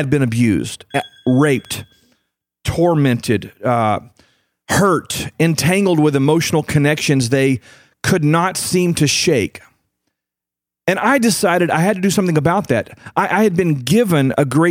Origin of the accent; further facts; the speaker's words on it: United States; I'm from the United States of America. I live here in North America